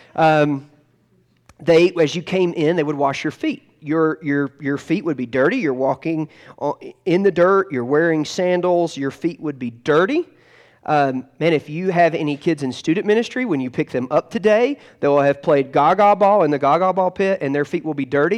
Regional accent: Tocqueville, Georgia, United States; moved away; the last time I ever preached in Tocqueville, Georgia, um, uh, which is my hometown

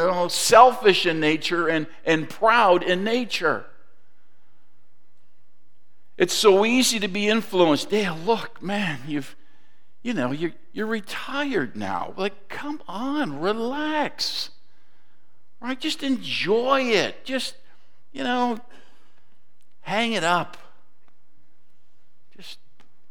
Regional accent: Toronto, Ontario, Canada; also born or lived in Mississauga; now in Georgetown, Canada; Growing up in Toronto, which is where I grew up, and then moved to Mississauga

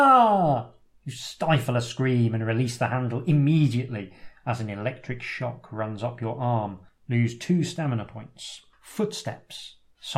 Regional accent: England, United Kingdom; Being very English

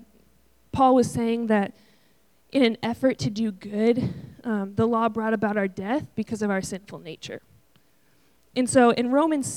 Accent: Buffalo, New York, United States; I grew up in Buffalo, New York, where it snows about 13 months out of the year.

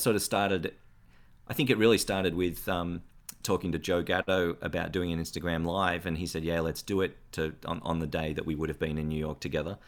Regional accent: Ballarat, Victoria, Australia; moved away as an adult; also born or lived in Geelong / United States; I grew up mostly in Ballarat and Geelong and, and in a little town in between

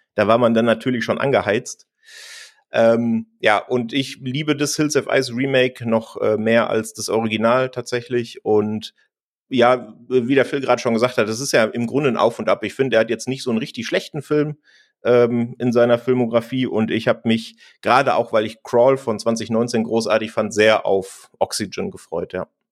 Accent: Munich, Bavaria, Germany; ich komme aus München

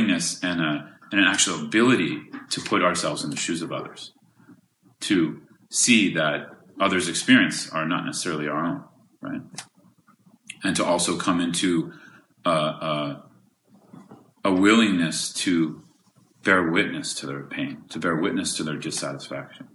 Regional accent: California, United States; I'm from California

